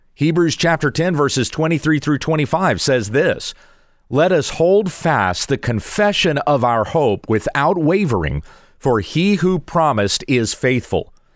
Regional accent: United States; as an American citizen

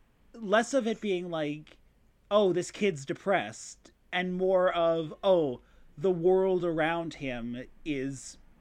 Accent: Midwest, United States; yeah, we're both from the Midwest.

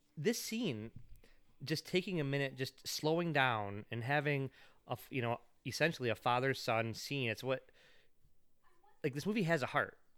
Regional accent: United States; as an American kid

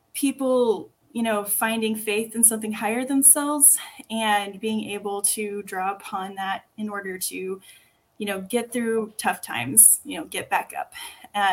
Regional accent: Texas, United States; accent: Texan; I sound super Texan

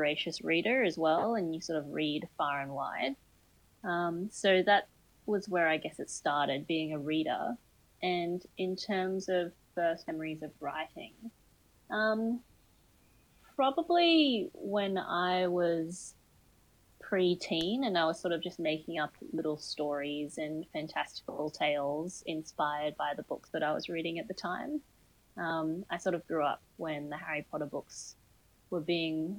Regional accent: Sunshine Coast, Queensland, Australia; also born or lived in Brisbane; now in Sydney, Australia; I grew up on the Sunshine Coast in Queensland, and then I moved to Brisbane for uni, and I was there for about 10 years, and then I moved to Sydney

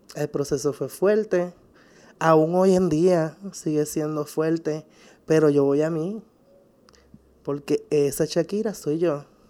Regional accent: San Juan, Puerto Rico; soy de San Juan

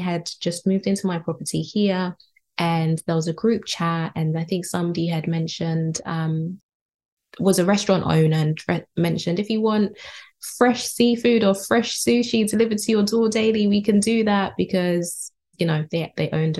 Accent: United Kingdom; being born and raised here in the UK, I live in West London.

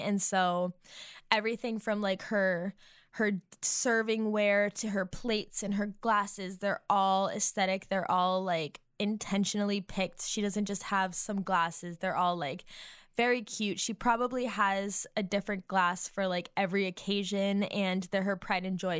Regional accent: Massachusetts, United States; now in Nashville, United States; as a New Englander, because I'm from Massachusetts, but I am now living in Nashville

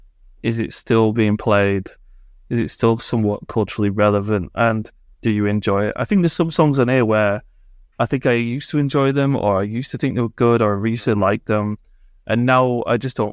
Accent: England, United Kingdom; We're English, we don't talk about that.

